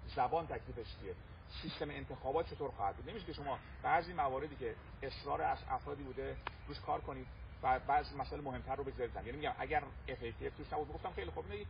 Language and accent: Persian; Iran